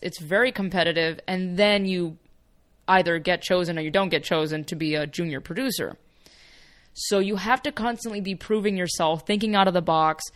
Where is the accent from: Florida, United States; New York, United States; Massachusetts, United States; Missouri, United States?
Florida, United States; Miami; first language Spanish; English is a second language; moved away as an adult; now in Los Angeles, United States; So even in Miami, I was surrounded by a lot of that.